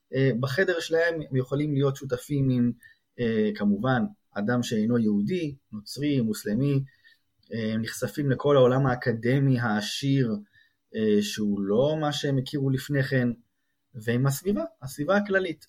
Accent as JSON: {"language": "Hebrew", "country": "Israel", "tie": "born or raised there", "moved": "as an adult", "lives_now": "Princeton, United States", "said": "יש כמה זוגות ישראלים, אנחנו מביניהם, שבאנו מהארץ"}